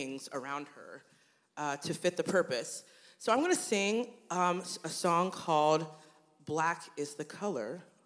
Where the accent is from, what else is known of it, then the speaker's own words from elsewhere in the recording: Cincinnati, Ohio, United States; now in Columbus, United States; I grew up in Cincinnati